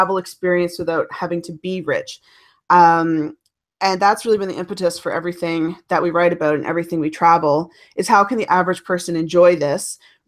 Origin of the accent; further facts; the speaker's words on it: Cape Breton Island, Nova Scotia, Canada; now in Ottawa, Canada; Growing up on Cape Breton Island in Nova Scotia